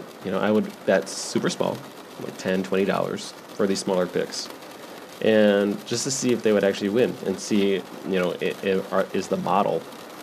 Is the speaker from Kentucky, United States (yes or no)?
no; West Michigan, United States; moved away as an adult; also born or lived in Las Vegas, Nevada; Even though I'm from technically West Michigan, my adult life, I am from Vegas.